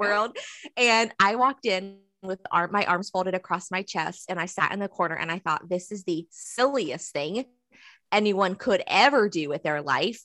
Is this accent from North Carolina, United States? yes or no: yes; Southeastern North Carolina, United States; I'm from Southeastern North Carolina. So if I look to my right a couple of blocks, I see the river. And if I go left a couple of miles, I have the ocean. So I've grown up here